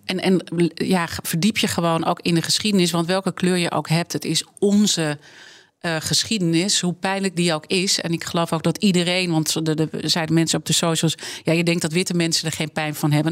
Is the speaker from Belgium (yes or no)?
no; Amsterdam, North Holland, Netherlands; ik ben geboren en getogen in Amsterdam